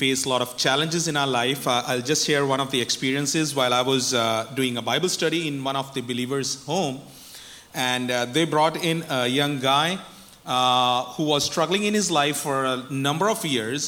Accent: Punjab, India; I am from India, northwest part of India. That's a state called Punjab.

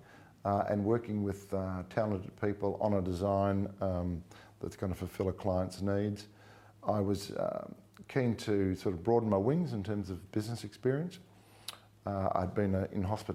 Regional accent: Melbourne, Victoria, Australia; also born or lived in Hollywood; I have many happy memories of growing up in Toorak with colleagues.

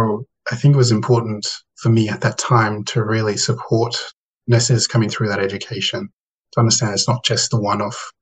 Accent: Thursday Island, Queensland, Australia; I grew up on Waibeni or Thursday Island or TI with my seven siblings, many cousins, and broader extended family.

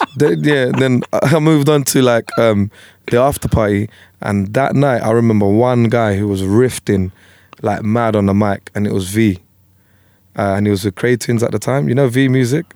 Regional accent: London, United Kingdom; also born or lived in Tower Hamlets; where I was brought up in Plasto, you had Greeks, Turks, Indians, Punjabis, Bengalis

